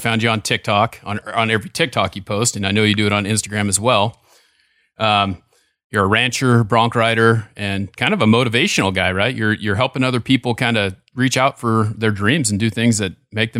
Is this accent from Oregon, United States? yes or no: yes; Ontario, Oregon, United States; now in Boise, United States; so I'm in Boise, Idaho. I grew up in Ontario, Oregon.